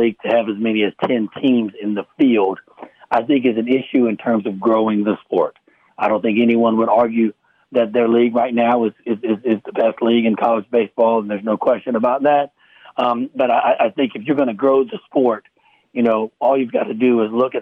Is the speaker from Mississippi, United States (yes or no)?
yes; South Mississippi, United States; moved away; growing up in South Mississippi